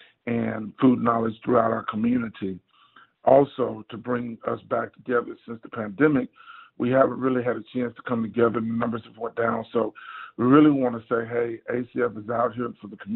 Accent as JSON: {"language": "English", "town": "Houston", "region": "Texas", "country": "United States", "tie": "born or raised there", "also_born_or_lived": "Baltimore", "said": "I'm from Acres Homes, which is north side of Houston, and I went to Eisenhower. I graduated from Eisenhower"}